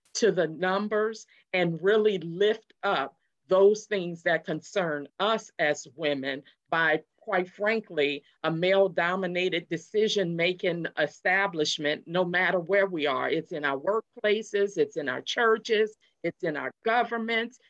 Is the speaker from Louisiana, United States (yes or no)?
yes; New Orleans, Louisiana, United States; also born or lived in Houston, Texas; now in Hampton Roads, United States; I'm from New Orleans